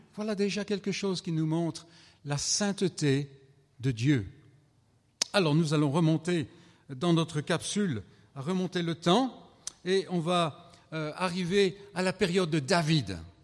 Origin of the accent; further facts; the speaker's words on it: France; je viens de France